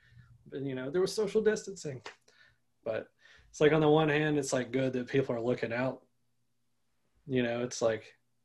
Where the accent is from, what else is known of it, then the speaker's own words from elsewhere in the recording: Orangeburg, South Carolina, United States; I'm from Orangeburg, so there's a lot of great players